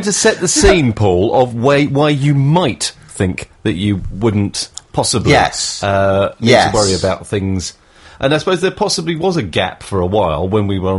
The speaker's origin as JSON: {"language": "English", "region": "South of England", "country": "United Kingdom", "accent": "newsreader south of England", "said": "I particularly have a really dull newsreader south of England accent"}